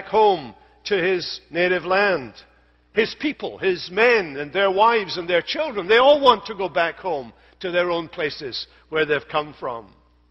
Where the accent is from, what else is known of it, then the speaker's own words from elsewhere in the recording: Scotland, United Kingdom; moved away as an adult; now in United States; I come from Scotland